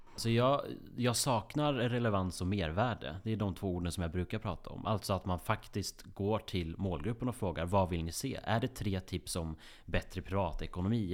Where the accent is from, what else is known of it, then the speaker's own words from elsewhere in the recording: Grästorp, Västra Götaland, Sweden; moved away; runt i kvarteret i Grästorp där jag är uppvuxen. I Västergötland, 6000 invånare. Jag flydde så fort jag kunde därifrån.